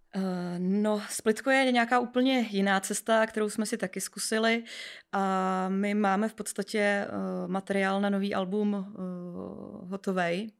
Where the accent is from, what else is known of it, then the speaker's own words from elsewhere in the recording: Písek, South Bohemian Region, Czechia; já pocházím z Písku